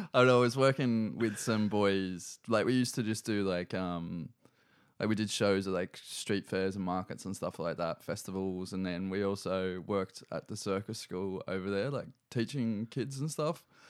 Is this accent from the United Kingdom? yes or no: no; Newcastle, New South Wales, Australia; also born or lived in Cessnock / Sydney; we moved to Cessnock when I was in, like, really early primary school. I think I started maybe year one at, um, Ella Long Primary.